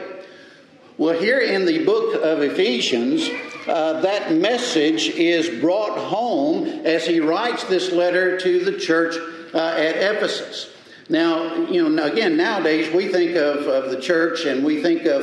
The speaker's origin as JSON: {"language": "English", "region": "Mississippi", "country": "United States", "tie": "born or raised there", "also_born_or_lived": "Texas", "moved": "yes", "lives_now": "Alabama, United States", "said": "I was born and raised in Mississippi, I knew I was a Texan"}